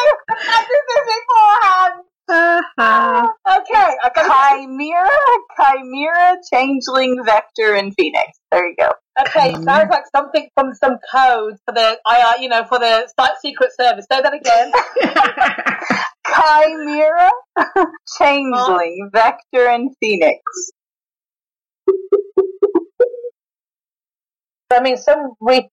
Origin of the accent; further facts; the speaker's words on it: United Kingdom; I'm the Brit.